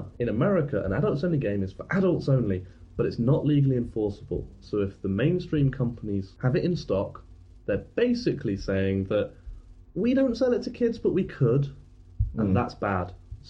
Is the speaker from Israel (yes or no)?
no; United Kingdom; as British